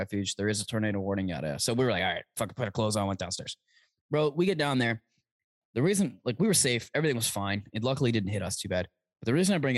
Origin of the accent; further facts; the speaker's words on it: Toronto, Ontario, Canada; I'm from Toronto.